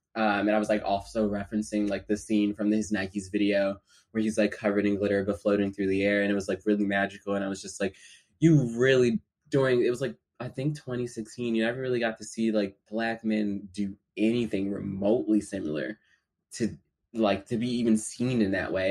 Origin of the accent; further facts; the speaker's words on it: Philadelphia, Pennsylvania, United States; now in New York, United States; I'm from Philly. I grew up in South Philadelphia